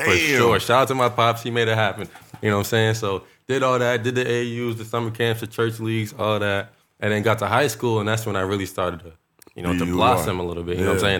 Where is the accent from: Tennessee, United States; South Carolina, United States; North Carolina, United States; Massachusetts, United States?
Massachusetts, United States; Worcester; I'm from Worcester, Massachusetts, but I say Boston because nobody knows where the hell Worcester